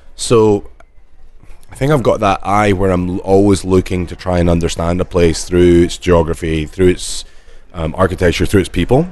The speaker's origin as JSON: {"language": "English", "region": "Scotland", "country": "United Kingdom", "said": "we're Scottish"}